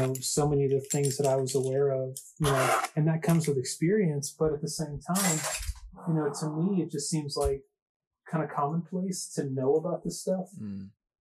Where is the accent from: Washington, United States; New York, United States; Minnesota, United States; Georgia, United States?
Georgia, United States; Atlanta; The first time that I ever got to give a design talk in my hometown